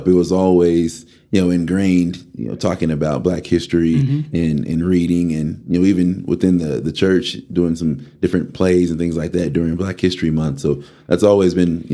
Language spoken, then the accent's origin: English; Amarillo, Texas, United States; also born or lived in Birmingham, Alabama; We all got here right around 95, 96. I think I was 6 getting ready to turn 7